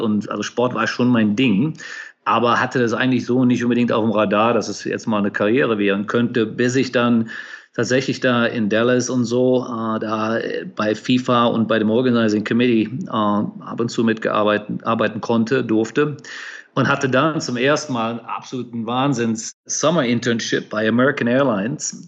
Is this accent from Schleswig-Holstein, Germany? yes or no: no; Cologne, North Rhine-Westphalia, Germany; moved away as an adult; also born or lived in United States / Asia; Ich bin Kölner Jung und vielleicht hört man das ab und zu auch so ein bisschen raus noch